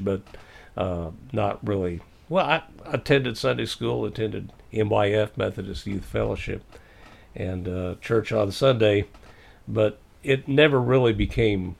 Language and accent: English; Missouri, United States; I can say Missouri because I was born there